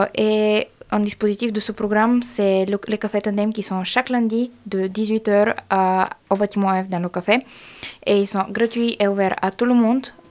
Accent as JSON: {"language": "French", "country": "Bulgaria", "second_language": "French", "moved": "yes", "lives_now": "Grenoble, France", "said": "Je suis bulgare de Bulgarie et je fais aussi mon licence ici"}